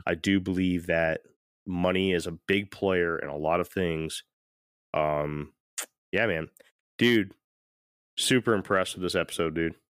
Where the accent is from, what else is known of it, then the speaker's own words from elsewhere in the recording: St. Petersburg, Florida, United States; moved away; also born or lived in Connecticut; I'm from, I'm from Saint Pete, Tampa, right? I mean, I was born in Connecticut, but I spent a good amount of my time in Saint Petersburg, which is right next to Tampa